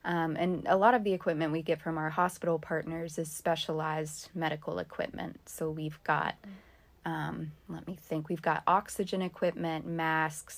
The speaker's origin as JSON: {"language": "English", "town": "Louisville", "region": "Kentucky", "country": "United States", "tie": "born or raised there", "also_born_or_lived": "Thailand", "moved": "as an adult", "said": "I am from Louisville. I grew up in Louisville. I was born here, but I've been living in Thailand"}